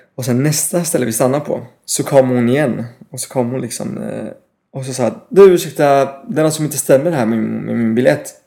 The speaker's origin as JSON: {"language": "Swedish", "town": "Paris", "region": "Île-de-France", "country": "France", "also_born_or_lived": "United Kingdom / Malmö, Sweden / Östergötland, Sweden / Norway", "second_language": "Swedish", "moved": "yes", "lives_now": "Stockholm, Sweden", "said": "Jag är halvfransk, halvbritt."}